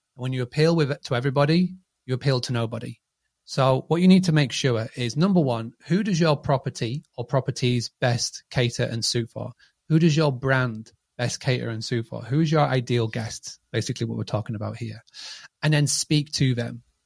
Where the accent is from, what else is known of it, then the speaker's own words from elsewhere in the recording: Scarborough, Yorkshire and the Humber, United Kingdom; I'm from a, a little town called Scarborough